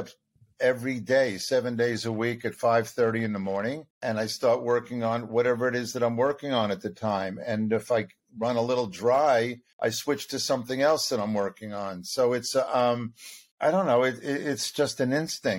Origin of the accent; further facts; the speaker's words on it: Long Island, New York, United States; also born or lived in Brooklyn, New York / Buffalo, New York; I was born in Brooklyn, was raised on Long Island